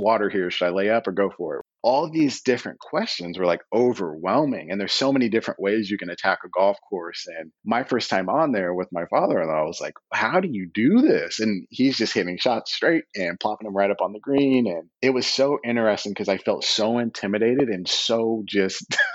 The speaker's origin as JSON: {"language": "English", "town": "Terre Haute", "region": "Indiana", "country": "United States", "tie": "born or raised there", "said": "where I grew up in Terre Haute, Indiana"}